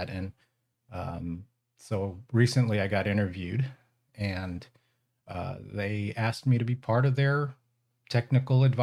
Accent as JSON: {"language": "English", "region": "California", "country": "United States", "said": "So uh, I'm originally from the Bay Area and um, moved to the Central Valley when I got married."}